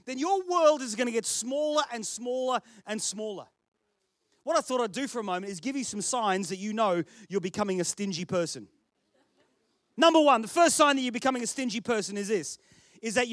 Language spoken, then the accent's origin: English; Australia; accent: Australian, ocker; now in United Kingdom; I was born here. Dad stole some bread. We got shipped to Australia for a whole heap of years and I came back